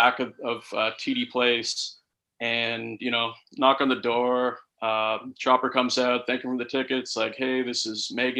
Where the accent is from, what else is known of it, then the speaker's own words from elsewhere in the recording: Ottawa, Ontario, Canada; Great to have football back in the nation's capital, my hometown.